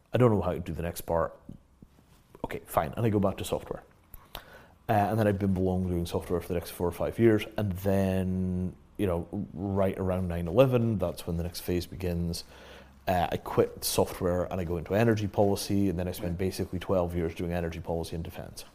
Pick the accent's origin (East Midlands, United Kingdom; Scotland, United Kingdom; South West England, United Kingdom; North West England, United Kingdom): Scotland, United Kingdom; moved away as an adult; also born or lived in Yorkshire / London; the first part of my life, I grew up in Yorkshire. Yeah second part of my life, I grew up in Scotland